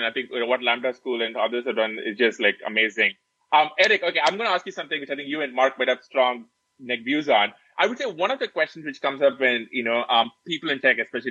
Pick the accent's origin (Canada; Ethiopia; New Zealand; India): India; now in United States; the one that we grew up in back in India.